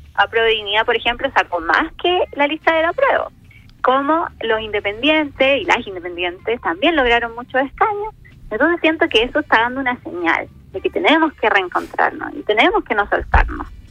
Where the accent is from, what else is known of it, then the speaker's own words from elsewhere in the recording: Rengo, O'Higgins, Chile; yo nací precisamente en Rosario, que es una localidad muy pequeña del distrito, de, en la comuna de Rengo